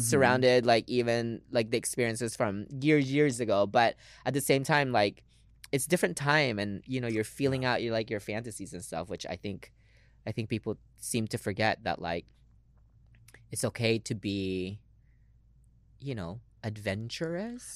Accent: Lynnwood, Washington, United States; English is a second language; moved away as an adult; also born or lived in Philippines / New York City; I'm from Seattle. I grew up in, um, a little city called Linwood

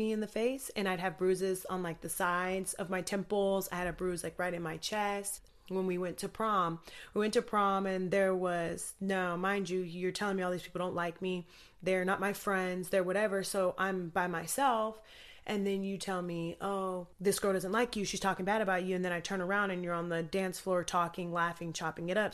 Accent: Anchorage, Alaska, United States; I grew up in Anchorage, Alaska

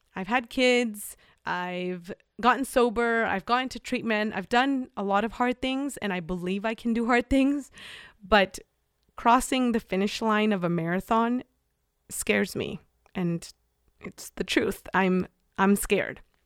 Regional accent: Mexico; moved away; I'm coming from Mexico

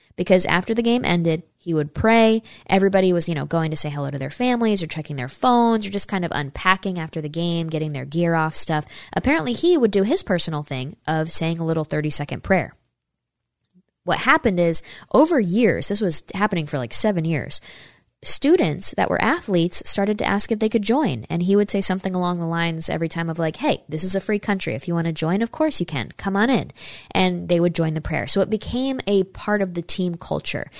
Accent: New York, United States; I'm from New York State

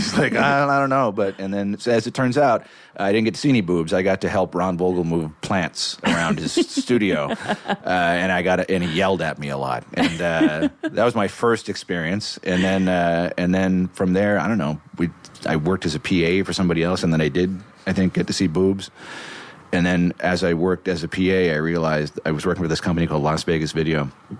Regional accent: Toronto, Ontario, Canada

